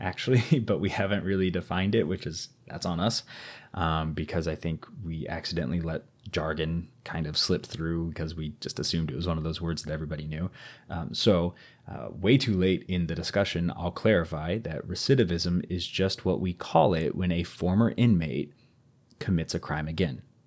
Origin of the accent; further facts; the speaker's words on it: United States; first language English; I'm very American